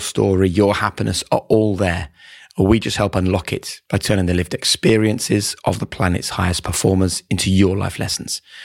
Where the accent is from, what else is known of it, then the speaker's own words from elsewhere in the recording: Norwich, East of England, United Kingdom; Norwich, my hometown